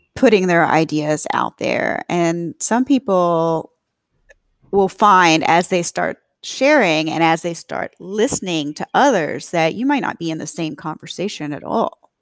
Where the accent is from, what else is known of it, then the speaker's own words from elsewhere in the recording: the American South, United States; being a Southerner